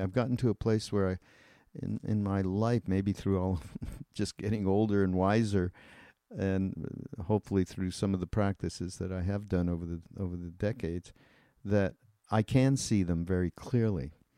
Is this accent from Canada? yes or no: yes; Canada; I'm Canadian